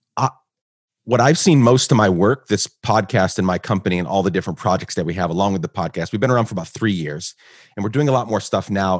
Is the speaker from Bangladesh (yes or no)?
no; Guatemala; moved away; I grew up in Guatemala, so I, I grew up in Guatemala pre nine eleven.